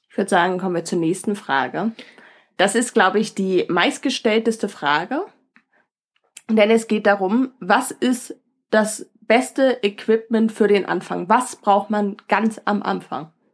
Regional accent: Northern Germany, Germany; also wir als Norddeutsche

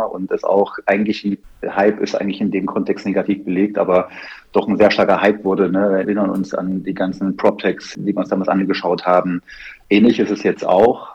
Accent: Erfurt, Thuringia, Germany; moved away as an adult; also born or lived in Biberach / Cologne; Nachdem ich in Thüringen, Erfurt geboren wurde und dann eine klassische Lehre damals hieß es noch Kaufmann der Grundstücks- und Wohnungswirtschaft gemacht habe, ja. bei einer klassischen Wohnungsbaugesellschaft mit Plattenbauten in Erfurt.

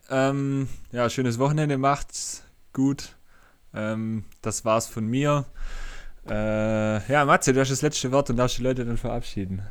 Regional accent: Swabia, Baden-Württemberg, Germany; accent: Swabian; ich als Schwabe

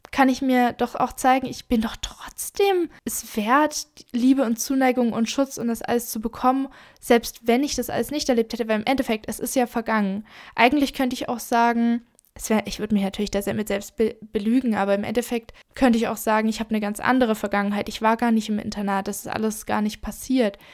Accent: Germany; wenn ich zurückkomme nach Deutschland? Mein Heimatort war immer sehr verbunden mit mir

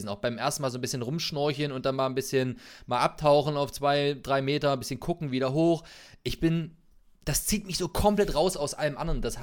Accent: Magdeburg, Saxony-Anhalt, Germany; Nee, ich komme aus Magdeburg.

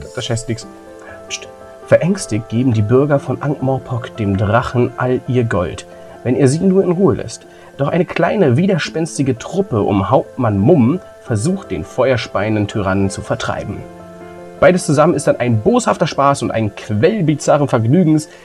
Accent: East Germany, Germany; ich bin im Osten geboren

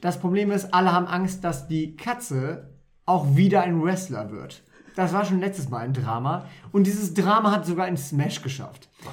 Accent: Wolfenbüttel, Lower Saxony, Germany; Ich bin zwar halb Pfälzer, halb äh, Ostfriese, aber ich bin hier in Wolfenbüttel aufgewachsen

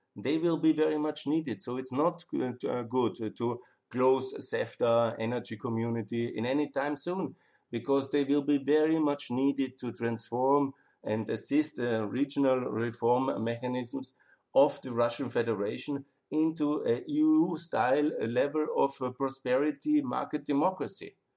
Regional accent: Austria; I'm from Austria.

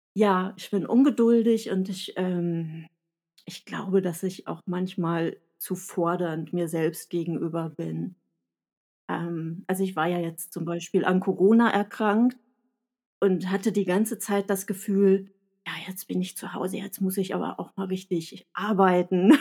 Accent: Sauerland, North Rhine-Westphalia, Germany; accent: Sauerland; ich spreche mit sauerländischem Akzent

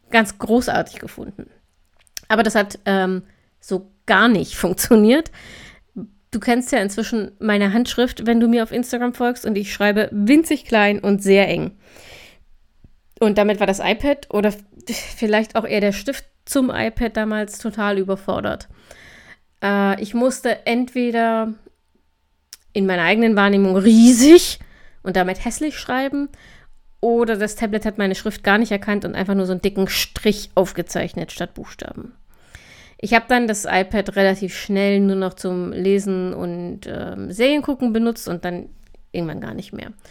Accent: Thuringia, Germany; born there; Am 1.10. schon abzugrillen, als gebürtige Thüringerin, das das ist, äh, ach, das ist einfach falsch.

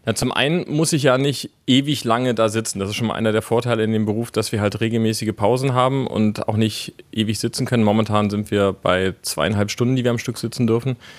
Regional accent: Berlin, Germany; also born or lived in Leipzig; ich bin zum Beispiel gebürtiger Berliner, habe dann sechs Jahre in Leipzig gearbeitet

